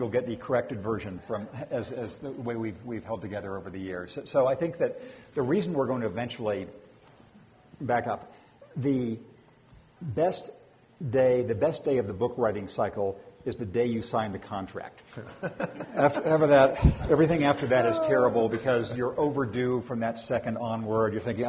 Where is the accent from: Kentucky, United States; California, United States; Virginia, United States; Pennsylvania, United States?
California, United States; Redlands; moved away; in my hometown of Redlands, California, which is was then a small town when I grew up and still small-ish, wasn't actually born there, but I grew up there from first consciousness.